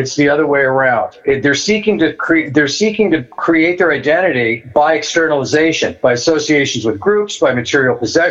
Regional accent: Manhattan Beach, California, United States; also born or lived in Woodland Hills, California / Mammoth Lakes, California; We lived in Manhattan Beach when I was little.

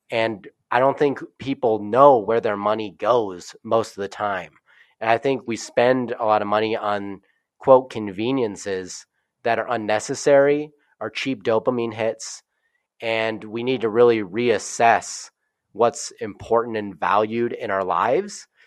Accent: Midwest, United States; I grew up in the Midwest

